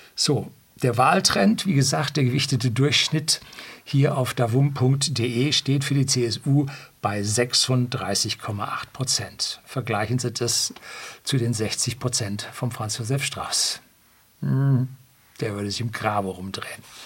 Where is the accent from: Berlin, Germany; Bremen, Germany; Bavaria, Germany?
Bavaria, Germany; also born or lived in Seeshaupt; bei uns in Bayern